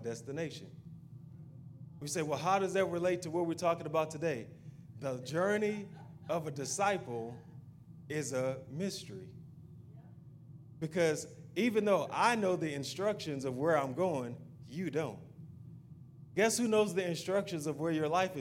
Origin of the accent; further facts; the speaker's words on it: the South, United States; we're from the South and we have good food down here